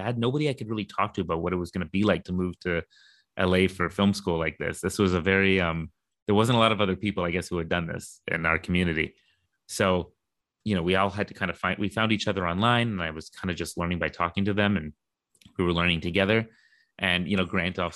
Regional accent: Canada; now in London; I was born in Canada

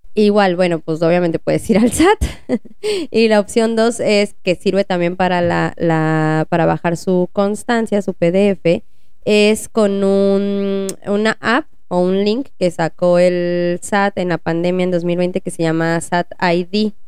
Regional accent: Mexico; como buenos mexicanos

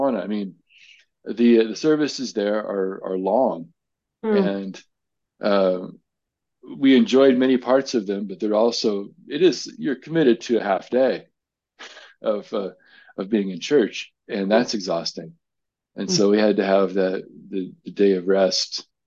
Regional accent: United States; I'm an American

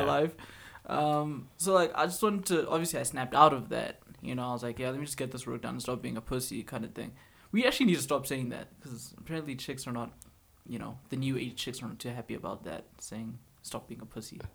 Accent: Alberta, Canada; we come from Albertans

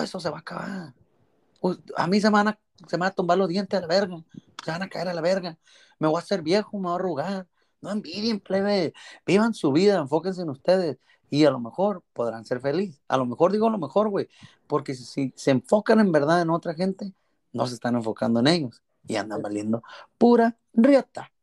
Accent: Culiacán, Sinaloa, Mexico; Soy, soy de la Loma Rodriguera, a, o sea, Culiacán, Sinaloa.

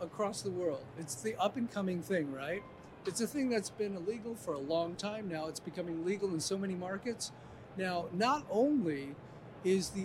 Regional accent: Colorado, United States; I'm from Colorado

